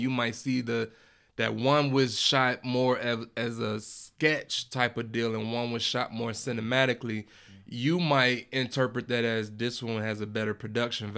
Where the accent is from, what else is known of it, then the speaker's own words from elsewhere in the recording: Chicago, Illinois, United States; I'm from Chicago.